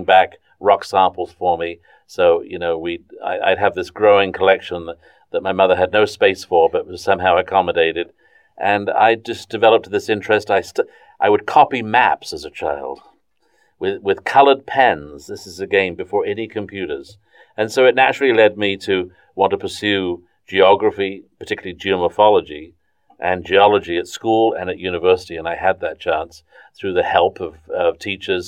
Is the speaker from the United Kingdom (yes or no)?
yes; southern England, United Kingdom; also born or lived in Suez Canal Zone, Egypt; now in North Carolina, United States; I grew up in southern England